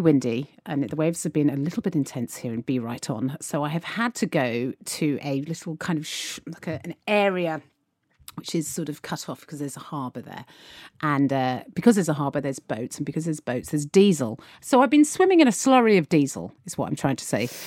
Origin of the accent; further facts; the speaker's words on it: United Kingdom; One thing that can be said about the British is we are a constantly optimistic